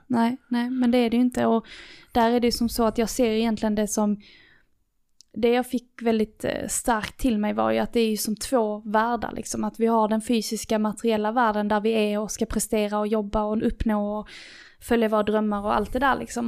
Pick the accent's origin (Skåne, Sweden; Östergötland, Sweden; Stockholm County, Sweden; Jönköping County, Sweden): Skåne, Sweden; Lerberget; born or raised there